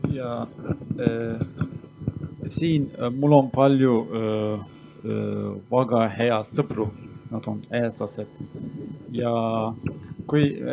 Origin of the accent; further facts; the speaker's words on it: Turkey; Estonian is a second language; moved away as an adult; now in Estonia; ma olen pärit Türgist, aga mina olen kurt